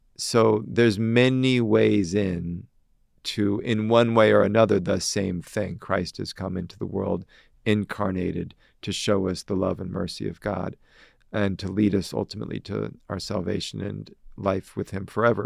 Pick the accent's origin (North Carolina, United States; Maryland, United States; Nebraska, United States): Nebraska, United States; Omaha; moved away as an adult; also born or lived in Milwaukee, Wisconsin / Chicago, Illinois; I'm from Omaha, Nebraska